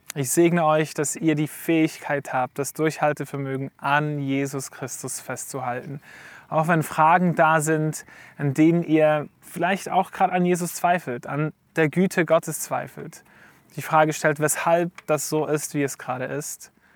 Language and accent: German; Switzerland; wir als Schweizer in einer individualistischen Gesellschaft sind